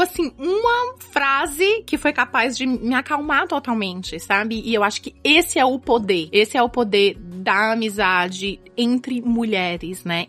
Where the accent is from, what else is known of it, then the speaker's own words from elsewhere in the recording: Fortaleza, Ceará, Brazil; moved away as an adult; also born or lived in New York; now in New Jersey, United States; Eu sou do Ceará